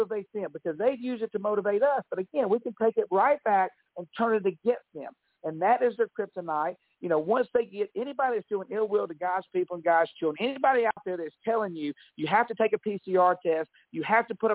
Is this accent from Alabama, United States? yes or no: yes; Alabama, United States; I'm from Alabama